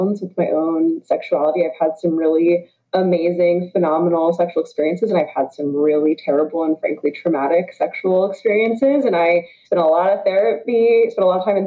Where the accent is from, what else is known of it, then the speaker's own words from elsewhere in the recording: the South, United States; moved away; I'm originally from the South